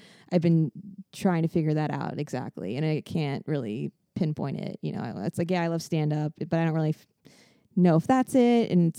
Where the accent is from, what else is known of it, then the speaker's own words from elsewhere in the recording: Fort Lauderdale, Florida, United States; I'm from Fort Lauderdale.